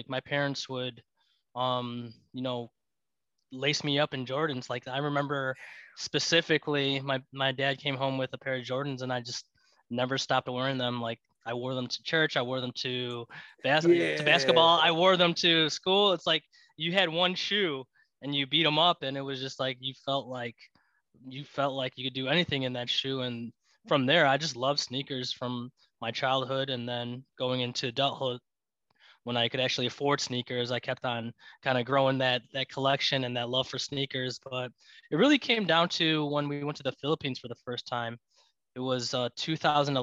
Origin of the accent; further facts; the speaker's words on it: Glendale Heights, Illinois, United States; also born or lived in Chicago, Illinois; I grew up in Glendale Heights, Illinois. Currently living in Chicago, Illinois.